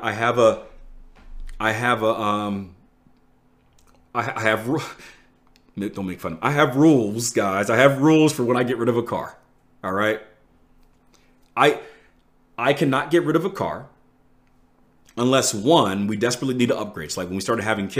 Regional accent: Philadelphia, Pennsylvania, United States; I'm from Philly, one of the most dangerous places in the US

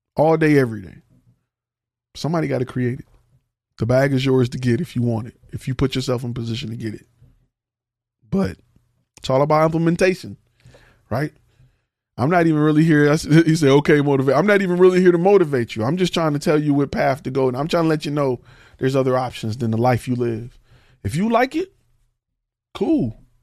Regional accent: Detroit, Michigan, United States; I'm from, I'm from Detroit

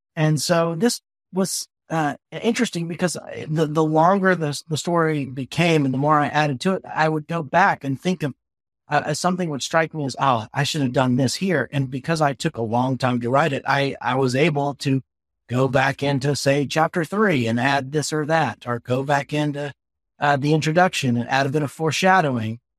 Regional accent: the South, United States; I'm a Southerner

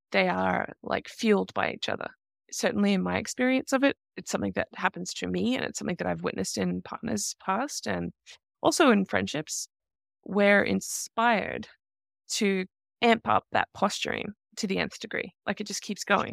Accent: Australia; I grew up in Australia in the nineteen eighties and nineteen nineties

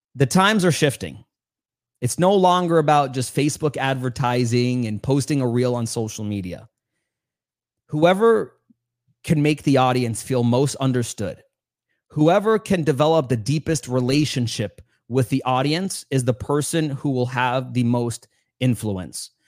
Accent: New York City, New York, United States; I grew up in New York City, Queens, New York

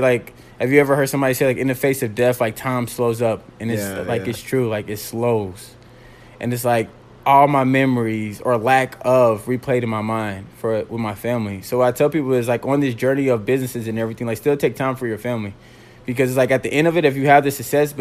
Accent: Indianapolis, Indiana, United States; I'm from Indianapolis

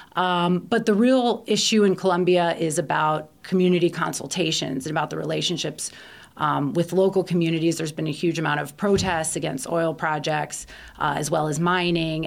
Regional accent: Baltimore, Maryland, United States; moved away as an adult; also born or lived in Washington, D.C. / Barcelona / Guatemala; I grew up in Baltimore, as you can tell from the way I pronounce it

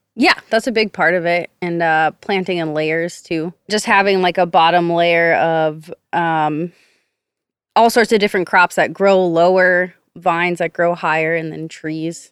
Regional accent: Minneapolis, Minnesota, United States; now in Central Texas, United States; I grew up in Minneapolis, Minnesota.

